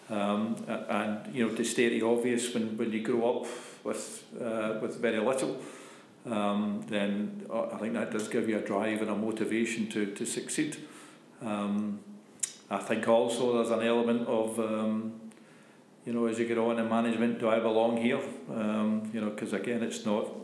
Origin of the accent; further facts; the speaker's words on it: Scotland, United Kingdom; being Scottish